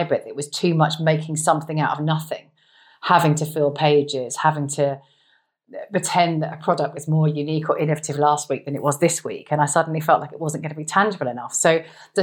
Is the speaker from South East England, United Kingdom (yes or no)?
yes; a village outside Woking, South East England, United Kingdom; So childhood was growing up in quite a nice suburban setting. So as a village outside Woking.